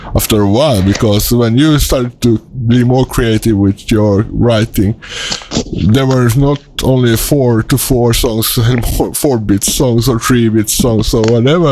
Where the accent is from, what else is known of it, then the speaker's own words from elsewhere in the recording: Sweden; accent: Swedish; English is a second language; I'm a Swedish citizen, and you can hear it uh, in my accent. It's not my mother tongue.